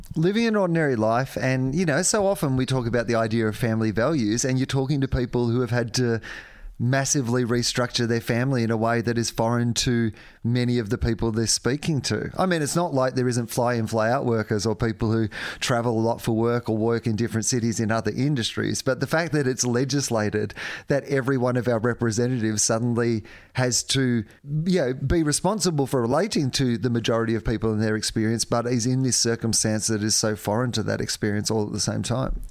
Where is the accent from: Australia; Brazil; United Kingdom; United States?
Australia; as an Australian public